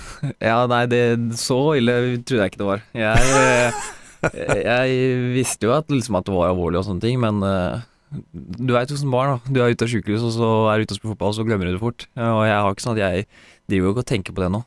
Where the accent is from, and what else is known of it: Porsgrunn, Telemark, Norway; born or raised there; moved away as an adult; also born or lived in Mjøndalen; now in Sarpsborg, Norway